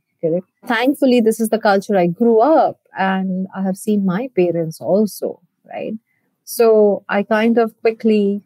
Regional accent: India; moved away as an adult; also born or lived in Canada; I hail from India. For me, it was always a dream to come back and give back to my country

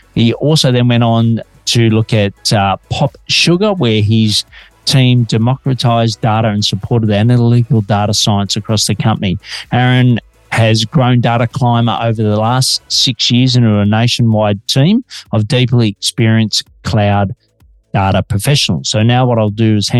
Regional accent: Melbourne, Victoria, Australia; Detecting an accent? I'm an Aussie working globally from Melbourne, Australia.

